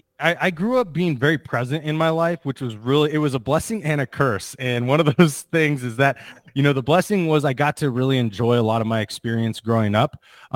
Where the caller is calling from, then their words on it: Charleston, South Carolina, United States; I'm in Charleston, South Carolina. So we're a little behind you, correct?